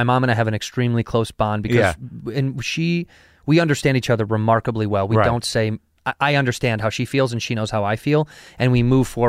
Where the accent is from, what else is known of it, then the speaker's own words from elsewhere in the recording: Chicago, Illinois, United States; moved away as an adult; also born or lived in Arizona; I grew up in Chicago.